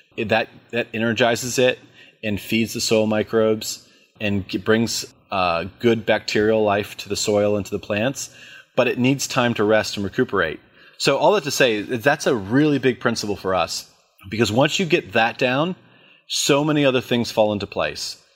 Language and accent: English; Warrenton, Virginia, United States; also born or lived in Charlottesville, Virginia; we moved back to my hometown of Warrington